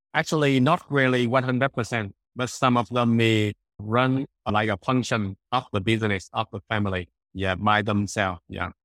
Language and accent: English; Da Nang, Vietnam; I'm from Danang, Vietnam